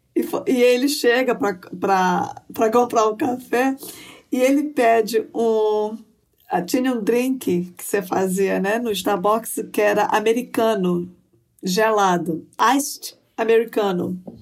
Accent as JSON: {"language": "Portuguese", "town": "Belém", "region": "Pará", "country": "Brazil", "tie": "born or raised there", "also_born_or_lived": "Brasília", "moved": "as an adult", "lives_now": "United States", "said": "Eu nasci em Belém do Pará"}